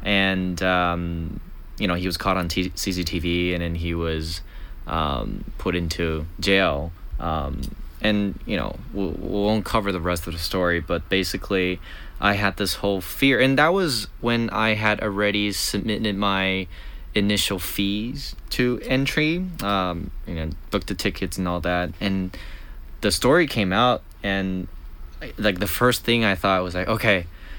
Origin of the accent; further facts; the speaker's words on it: United States; because I had to, as an American, fly in instead of going through the 20-hour train ride.